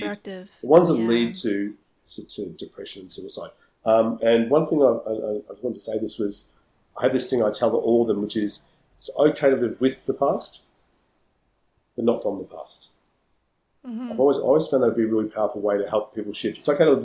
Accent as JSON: {"language": "English", "town": "Melbourne", "region": "Victoria", "country": "Australia", "said": "I'm from Melbourne"}